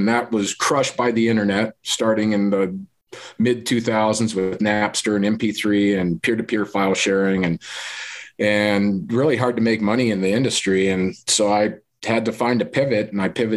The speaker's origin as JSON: {"language": "English", "town": "Loveland", "region": "Colorado", "country": "United States", "tie": "born or raised there", "said": "I grew up here in Colorado, Northern Colorado. Loveland, Colorado is where I graduated high school."}